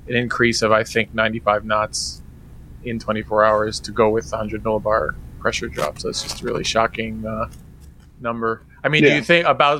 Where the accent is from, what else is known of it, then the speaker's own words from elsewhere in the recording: New York City, New York, United States; I grew up in the 70s and 80s when it was particularly rough